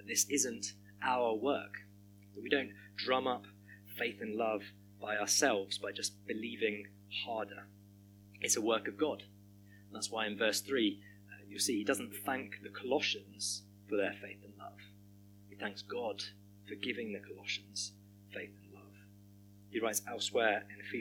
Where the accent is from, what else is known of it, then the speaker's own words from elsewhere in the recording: Hampshire, South East England, United Kingdom; moved away as an adult; now in Birmingham, United Kingdom; moving from where I grew up in Hampshire to the West Country